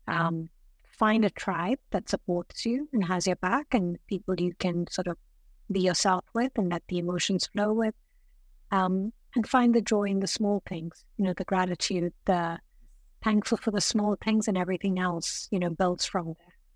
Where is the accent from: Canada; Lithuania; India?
India; northern India; moved away as an adult; also born or lived in London, United Kingdom; when I was four, my mother, we went back to India to see my maternal grandmother